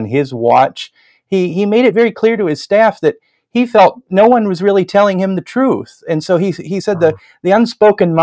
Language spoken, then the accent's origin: English; Northwest Indiana, United States; I grew up in the Northwest Indiana area outside of Chicago